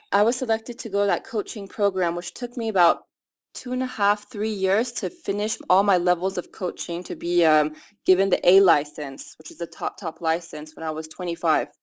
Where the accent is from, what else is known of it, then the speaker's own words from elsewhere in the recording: United States; moved away as an adult; now in Iran; I'm the American Iranian soccer player